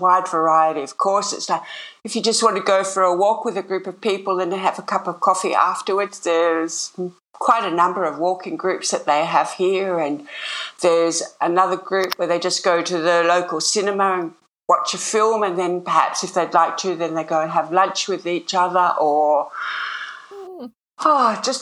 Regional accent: Sydney, New South Wales, Australia; moved away; I grew up in Sydney. I grew up in North Sydney, and then lived most of my all my life close into the city.

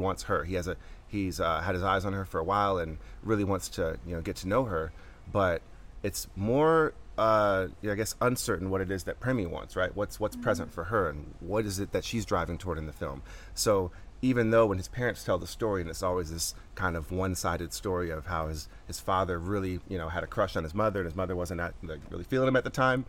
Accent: Atlanta, Georgia, United States; So I'm born and raised in Atlanta.

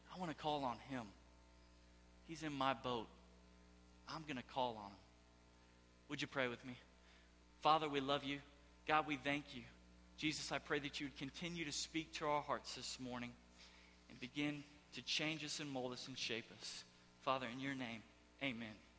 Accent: Houston, Texas, United States; moved away; I am from Houston, Texas.

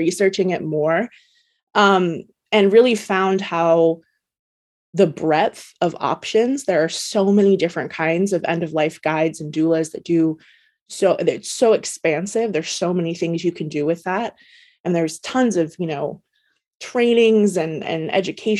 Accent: Oregon, United States; I born and raised in Oregon

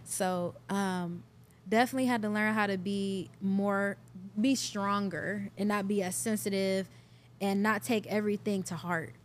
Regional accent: Cleveland, Ohio, United States; also born or lived in Richmond Heights, Ohio / Atlanta; I'm born and raised in Cleveland, Ohio, Northeast

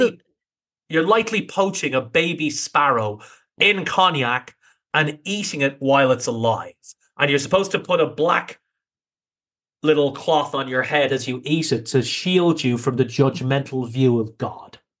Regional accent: Ireland; being Irish

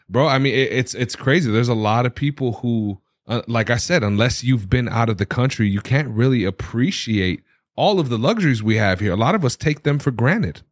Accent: United States; being born and raised in America

